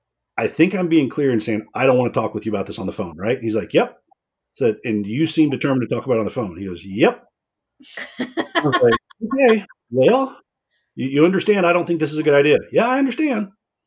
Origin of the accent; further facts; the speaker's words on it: Dallas, Texas, United States; born there; I was born in Dallas.